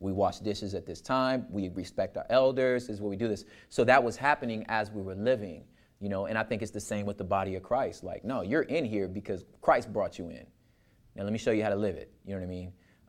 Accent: Los Angeles, California, United States; I grew up in Los Angeles, and right around, I was young enough to see, like, the high school boys starting like the whole skateboarding scene, like, you know, the Dogtown stuff. Like, I lived close enough to that area to see this culture being started.

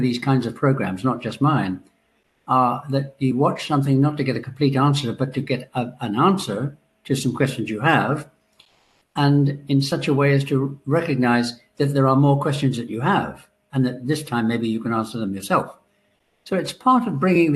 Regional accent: Ireland; I'm Irish

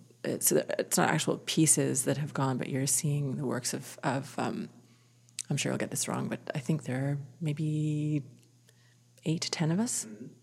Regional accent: the Prairies, Canada; also born or lived in Vancouver; And I'm a prairie kid. I was born in Vancouver, but I am a prairie kid. So what I bring is guided by that, whether I like it or not. Big open sky, tons of space, imagination.

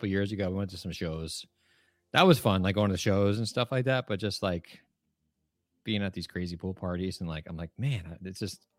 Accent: New Jersey, United States; I'm from New Jersey.

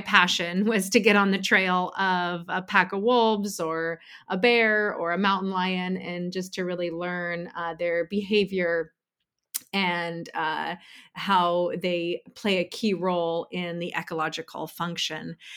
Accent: Pacific Northwest, United States; moved away as an adult; now in Bay Area, United States; I'm originally from the Pacific Northwest

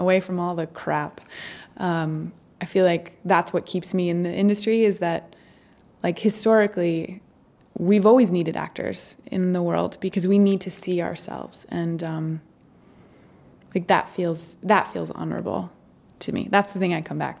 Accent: Maine, United States; moved away; also born or lived in New York City; we'll go to Maine, we'll shoot it in my hometown

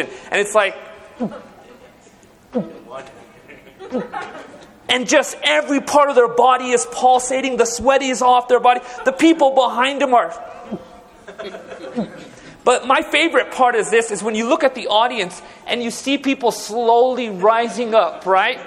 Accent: Orange County, California, United States; now in Fresno, United States; I was born and raised in Orange County

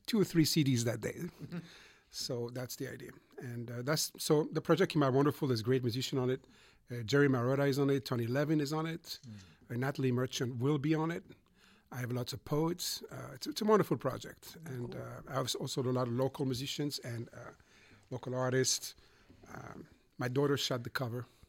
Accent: Montreux, Vaud, Switzerland; moved away as an adult; also born or lived in Boston, United States; now in United States; I grew up in Switzerland. I'm sorry okay. in Montreux

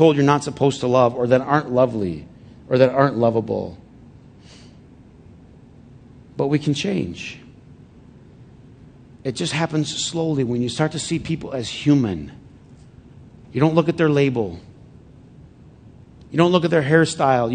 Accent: Flint, Michigan, United States; moved away; a bunch of buddies that I grew up with in Flint

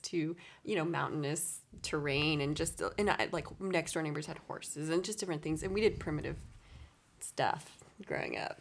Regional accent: east of San Diego, California, United States; I'm from east of San Diego, so a little rural area. I, I am a Californian

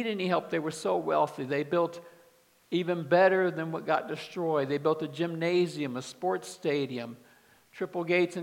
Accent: Kansas City, United States; moved away; also born or lived in Dallas, Texas; I grew up in Kansas City

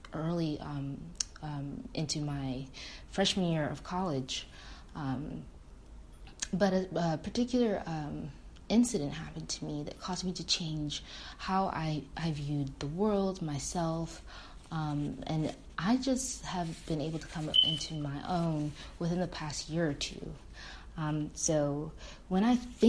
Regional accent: Michigan, United States; I am from the beautiful state of Michigan

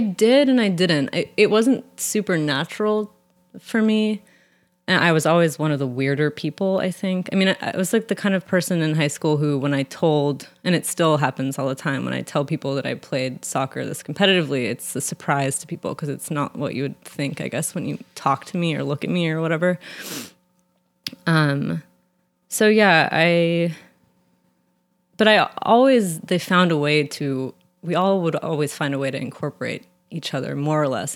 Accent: San Francisco, California, United States; I grew up in San Francisco

